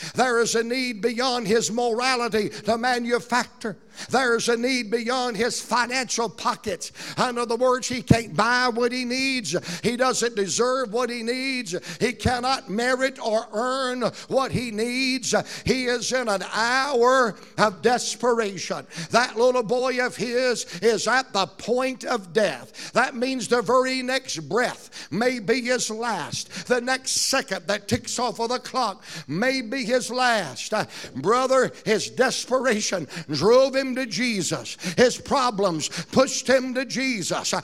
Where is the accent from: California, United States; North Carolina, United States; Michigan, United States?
North Carolina, United States; Roanoke Rapids; us Roanoke Rapids people